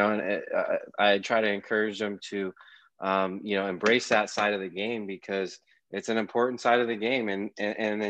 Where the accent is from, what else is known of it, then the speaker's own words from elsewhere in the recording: Carlsbad, California, United States; also born or lived in Escondido; grew up in Escondido, Carlsbad area, went to high school at Carlsbad High School